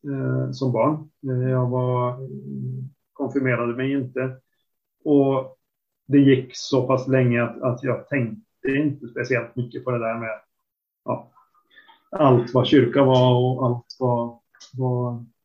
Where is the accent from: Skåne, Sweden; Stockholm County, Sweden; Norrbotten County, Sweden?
Norrbotten County, Sweden; Boden; Jag kommer ju från Boden ursprungligen så det var en stor grej att få åka söderut i landet.